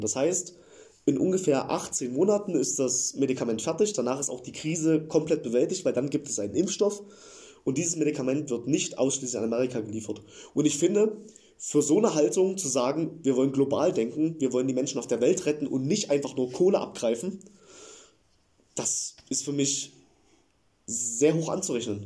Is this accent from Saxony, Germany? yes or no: yes; Eilenburg, Saxony, Germany; Ich komme aus der Nähe von Leipzig